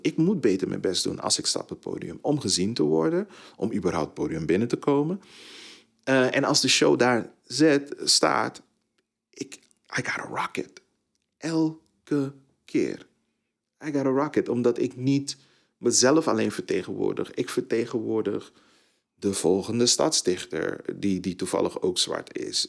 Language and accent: Dutch; Tilburg, North Brabant, Netherlands; also born or lived in Suriname; Ik kom uit Tilburg. Ik heb daar 20 jaar, 23 jaar gewoond